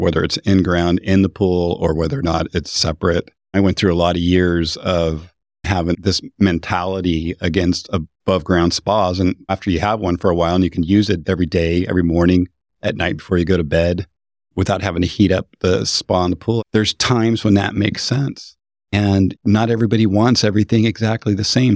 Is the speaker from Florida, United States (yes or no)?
no; Idaho, United States; moved away; I grew up in Idaho